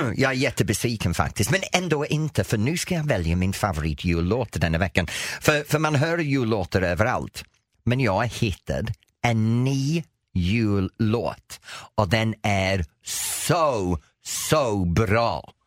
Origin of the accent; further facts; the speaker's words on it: England, United Kingdom; Swedish is a second language; moved away as an adult; now in Sweden; sen jag flyttade från England i 83